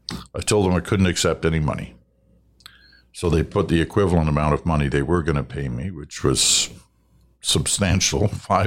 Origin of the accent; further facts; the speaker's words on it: Brampton, Ontario, Canada; also born or lived in Montreal; Although I now live in the West, I was born in Montreal, grew up in Brampton, Ontario, along with short stays in Peterborough and London for schooling, and I'm extremely grateful for the 30 years I spent in the Toronto area.